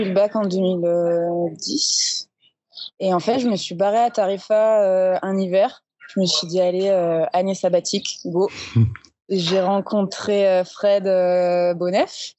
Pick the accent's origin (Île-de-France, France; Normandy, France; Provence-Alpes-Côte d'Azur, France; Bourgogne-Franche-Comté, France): Provence-Alpes-Côte d'Azur, France; Marseille; je suis née à Marseille